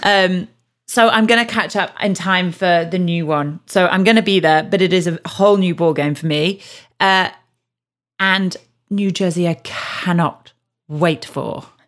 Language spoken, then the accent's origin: English; Yorkshire and the Humber, United Kingdom; I'm from Yorkshire as well